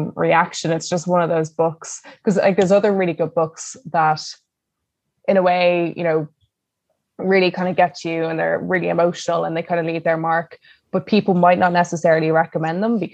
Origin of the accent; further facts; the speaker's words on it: Ireland; we're very uncomfortable with feelings as Irish people